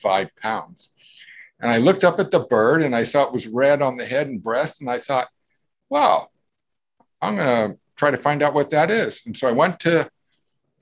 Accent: Southern California, United States; now in Yakima, United States; my teenage days growing up in Southern California

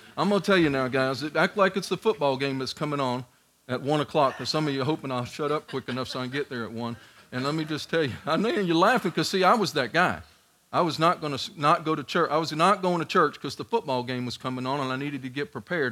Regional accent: New York City, New York, United States; moved away; also born or lived in Georgia; I'm from Staten Island, New York

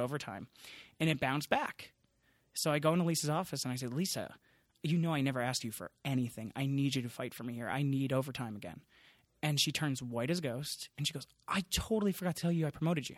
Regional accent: Long Island, New York, United States; I grew up in Long Island, so a suburb kid

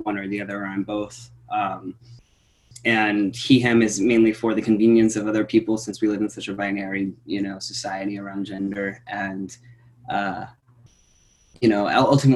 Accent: Santa Cruz, California, United States; also born or lived in Woodland, California; I split up from Woodland to Santa Cruz, California

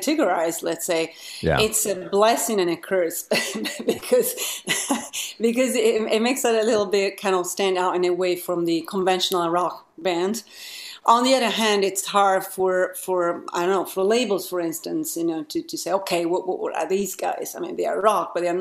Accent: Italy; moved away as an adult; now in London, United Kingdom; I moved from Italy, originally I'm from

